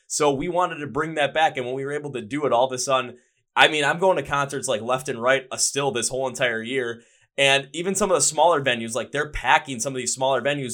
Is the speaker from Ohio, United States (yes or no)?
no; Wisconsin, United States; I'm from Wisconsin.